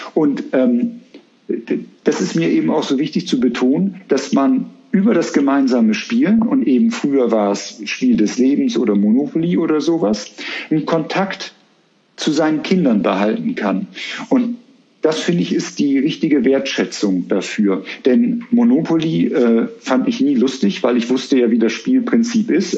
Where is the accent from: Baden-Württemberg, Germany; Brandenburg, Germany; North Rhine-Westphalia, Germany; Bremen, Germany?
Bremen, Germany; now in Cologne, Germany; ich bin Bremer